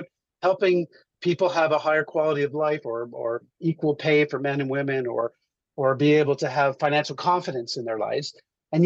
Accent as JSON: {"language": "English", "town": "Montreal", "region": "Quebec", "country": "Canada", "tie": "born or raised there", "said": "I grew up in Montreal."}